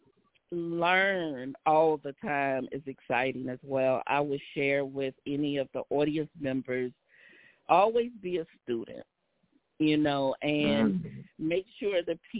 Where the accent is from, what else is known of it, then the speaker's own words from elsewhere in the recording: Savannah, Georgia, United States; my hometown, Savannah, Georgia